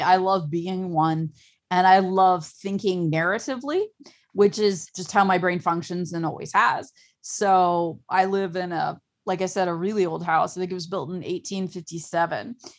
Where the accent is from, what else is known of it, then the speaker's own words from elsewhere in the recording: Ohio, United States; I'm from Ohio and I don't live near any large or earthworks